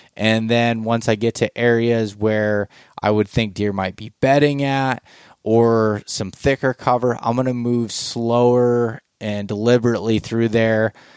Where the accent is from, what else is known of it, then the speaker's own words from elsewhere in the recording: Pennsylvania, United States; growing up in Pennsylvania